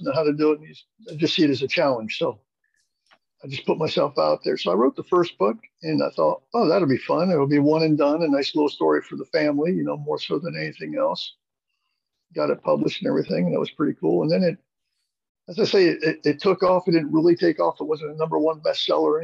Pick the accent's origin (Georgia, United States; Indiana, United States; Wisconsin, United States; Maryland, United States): Maryland, United States; I'm from Maryland